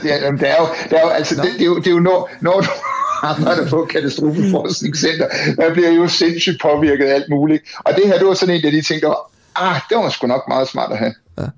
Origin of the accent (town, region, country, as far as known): Denmark